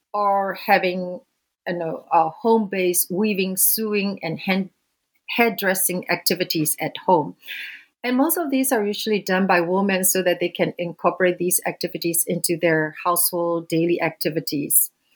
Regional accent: Myanmar; moved away; I was born and raised in Burma, uh, which is now known as Myanmar

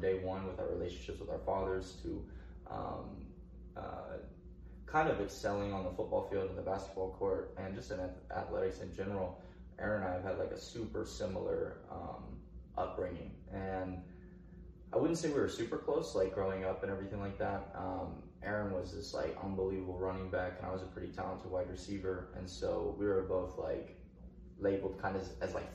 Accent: Oak Grove, Missouri, United States; also born or lived in Blue Springs, Missouri; the school where we met and where we grew up.

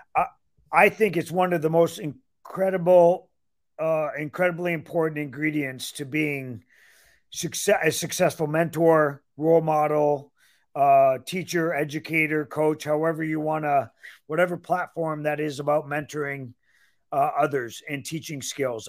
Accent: Ontario, Canada; moved away as an adult; also born or lived in Michigan; now in Iowa City, United States; I'm born and raised in Ontario, Canada, so I'm Canadian

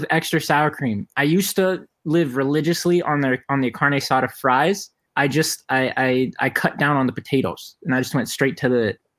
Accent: Las Vegas, Nevada, United States; I'm born and raised on East Side

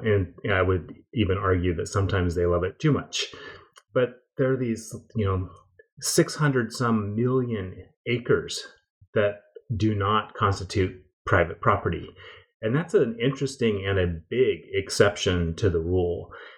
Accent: Washington, United States; Yeah, well, I grew up in the Pacific Northwest, about 40 miles north of Seattle

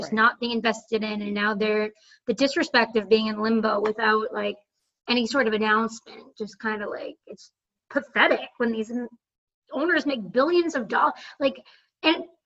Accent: Boston, Massachusetts, United States; I'm just from Boston

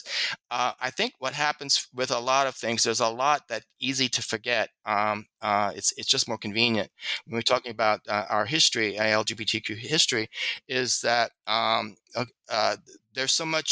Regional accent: Southern United States, United States; because I'm a Southerner, it also maybe I have a prejudice for that accessibility. He was speaking language that was natural to me

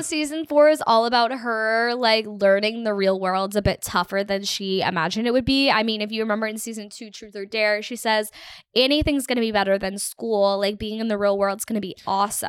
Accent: United States; also born or lived in Toronto; I'm from America

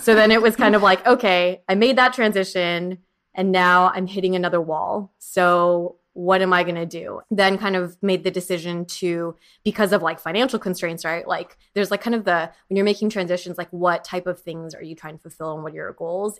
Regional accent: Orange County, California, United States; also born or lived in San Diego / San Francisco / New York; now in Los Angeles, United States; I grew up in Orange County and I went to school in San Diego

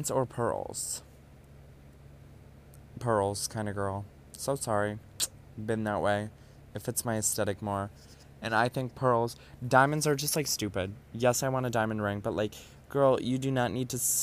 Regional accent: Ohio, United States; moved away as an adult; now in New York City, United States; After moving out of my household in Ohio

